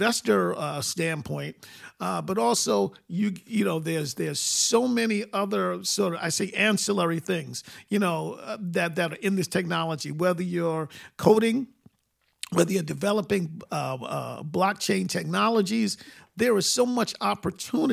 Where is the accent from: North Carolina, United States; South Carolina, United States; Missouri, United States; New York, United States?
New York, United States; New York City; moved away; where I grew up in Queens